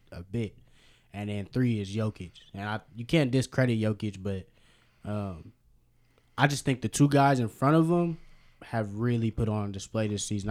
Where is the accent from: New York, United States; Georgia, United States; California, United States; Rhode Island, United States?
California, United States; Berkeley; I'm from Berkeley, California